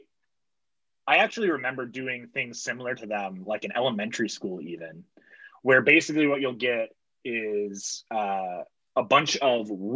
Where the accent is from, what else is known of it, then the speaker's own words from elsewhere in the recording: South Bend, Indiana, United States; I'm originally from South Bend